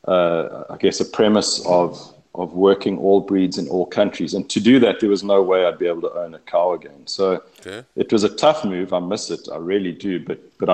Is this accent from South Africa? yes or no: yes; Eastern Cape, South Africa; moved away as an adult; now in Texas, United States; I was born and raised in the Eastern Cape of South Africa, and we were fifth generation on that farm